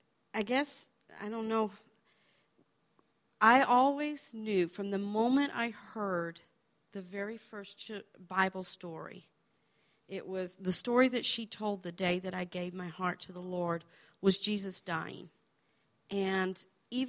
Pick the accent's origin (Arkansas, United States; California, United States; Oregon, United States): Arkansas, United States; also born or lived in Massachusetts; That year, we moved to Arkansas from Massachusetts, and became involved in a Pentecostal church, grew up